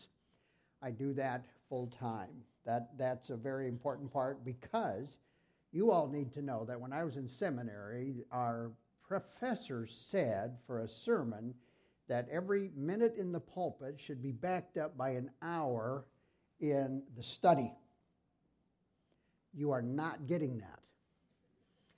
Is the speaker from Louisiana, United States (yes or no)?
no; Sibley, Iowa, United States; also born or lived in Milford, Iowa; I grew up in Sibley, Iowa.